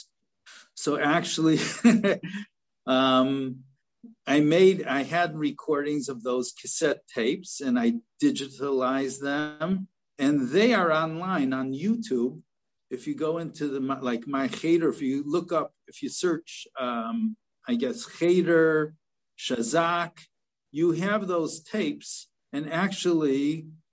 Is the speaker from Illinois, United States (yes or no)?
yes; Chicago, Illinois, United States; also born or lived in Philadelphia; my hometown in Chicago